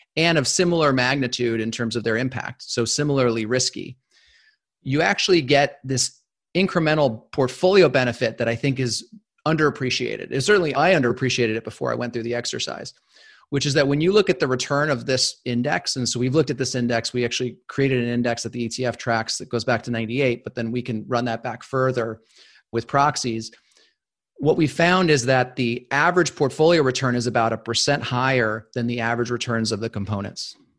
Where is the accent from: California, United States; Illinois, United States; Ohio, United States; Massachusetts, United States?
California, United States; Los Angeles; moved away as an adult; I grew up in Los Angeles.